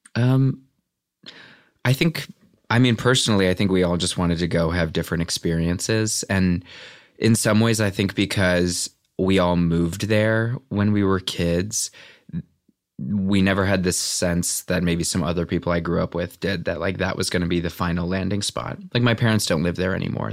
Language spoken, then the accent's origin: English; Valparaiso, Indiana, United States; born or raised there; also born or lived in Beverly, Chicago, Illinois